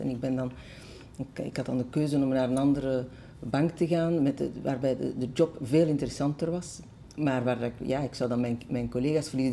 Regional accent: Brussels, Brussels-Capital Region, Belgium; also born or lived in Schoten / Antwerp; de stad waar ik ben opgegroeid

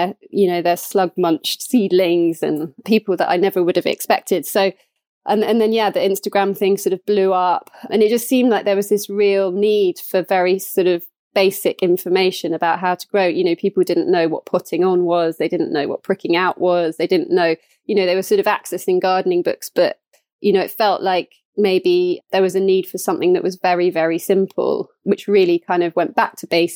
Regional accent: East Anglia, East of England, United Kingdom; also born or lived in Cotswolds; we made a move to Suffolk, actually, because I'm from East Anglia originally

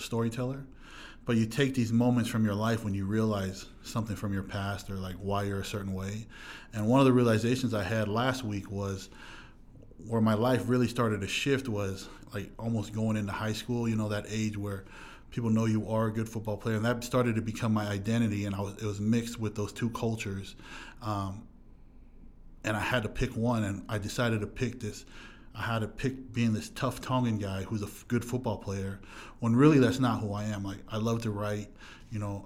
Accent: Huntington Beach, California, United States; I'm from Southern California, Orange County, and then the Fountain Valley, Huntington Beach area, to be exact. That's where I grew up

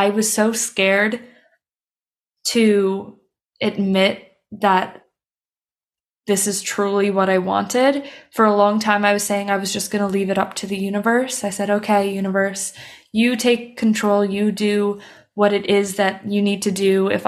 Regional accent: Canada; moved away as an adult; now in Copenhagen, Denmark; I'm Canadian, but I'm living in Copenhagen, Denmark

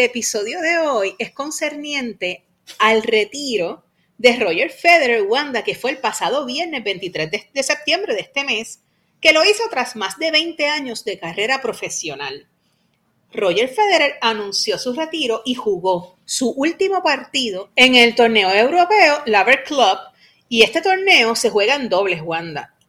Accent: Puerto Rico; como decimos aquí en Puerto Rico

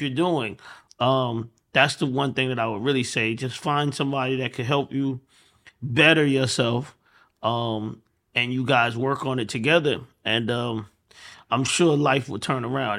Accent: Atlanta, Georgia, United States; I'm from Atlanta

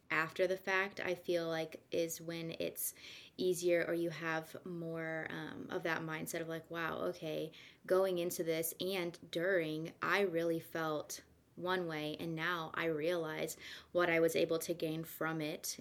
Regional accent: Kansas, United States; moved away as an adult; also born or lived in Santa Rosa Beach, Florida; I'm actually from Kansas, so it's funny I'm back where I started

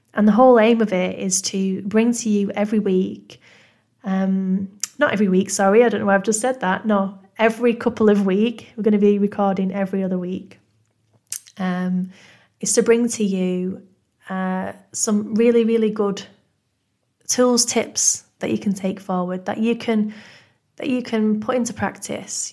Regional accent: Manchester, North West England, United Kingdom; accent: northern; as you can probably tell from my northern accent, I'm originally from Manchester in the U K

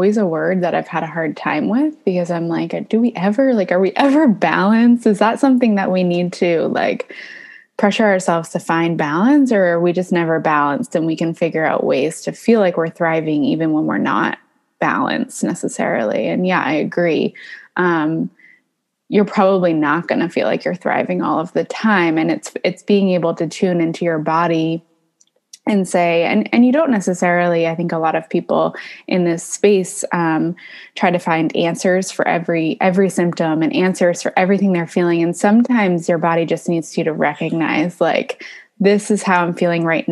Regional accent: Maine, United States; moved away; also born or lived in California; I was born in California, but I grew up in Maine

